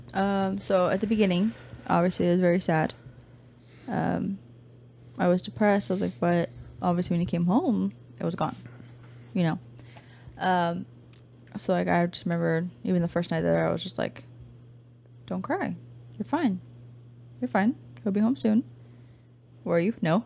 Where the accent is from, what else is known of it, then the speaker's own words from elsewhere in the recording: California, United States; moved away as an adult; also born or lived in Louisiana / Texas; we're from California